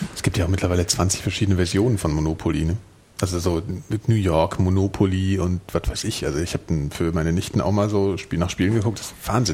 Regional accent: Frankfurt am Main, Hesse, Germany

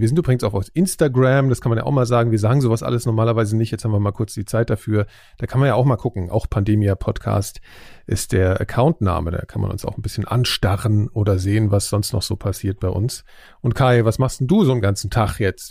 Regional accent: Frankfurt am Main, Hesse, Germany; moved away; in meiner Heimatstadt äh, Frankfurt am Main

